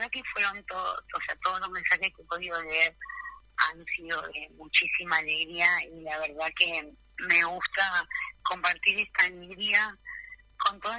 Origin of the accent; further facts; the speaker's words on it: Río Gallegos, Santa Cruz, Argentina; yo soy nacida y criada en Río Gallegos